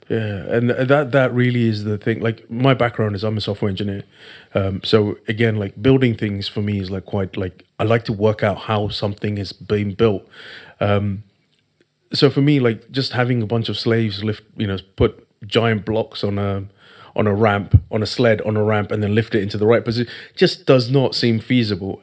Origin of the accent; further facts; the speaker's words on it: Thiruvananthapuram, Kerala, India; I come from India, I come from a place called, uh, Trivandrum in Kerala.